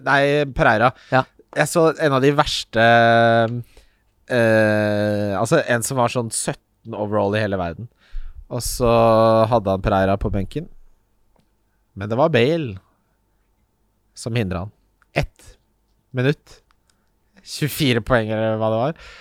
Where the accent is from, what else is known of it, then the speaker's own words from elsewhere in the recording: Ski, Akershus, Norway; moved away; hjembyen min Ski, for jeg lengter hjem